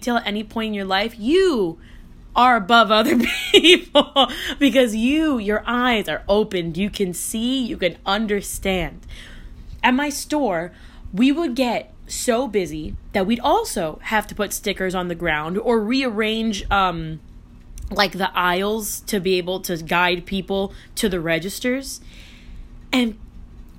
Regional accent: Miami, Florida, United States; I'm from Florida.

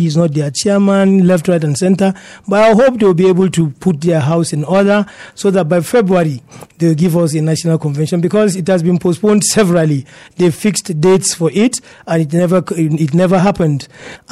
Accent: Plateau, Nigeria; also born or lived in Abuja; I am from Plateau. My family is here. I work in Abuja, yes, but mostly I'm in Jos, because the mandate of the person I work for is here at home.

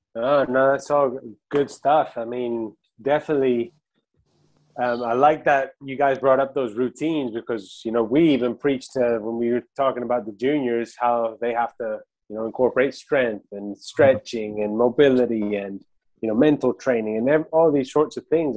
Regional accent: Argentina; now in United States; I'm from Argentina too

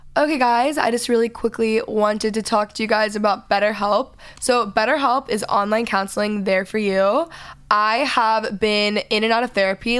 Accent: Texas, United States; I'm from Texas

